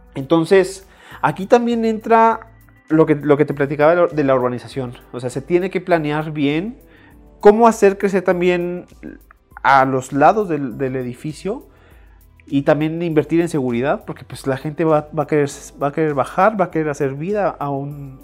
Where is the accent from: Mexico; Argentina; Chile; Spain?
Mexico; Chihuahua; moved away as an adult; also born or lived in Puebla; now in San Andrés Cholula, Mexico; soy de Chihuahua